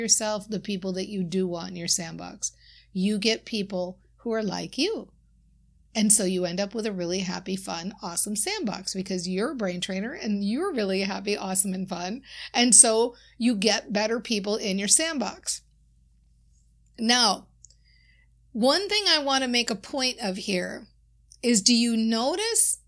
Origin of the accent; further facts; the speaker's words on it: Minnesota, United States; I often talk about being from Minnesota. My accent certainly shows that.